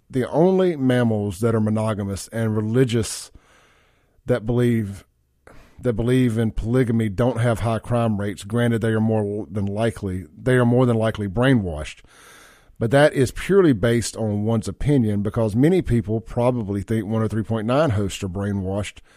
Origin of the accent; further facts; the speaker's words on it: Mississippi, United States; uh, growing up in Simpson County, that how our trash that's how our trash was picked up for as long as I can remember.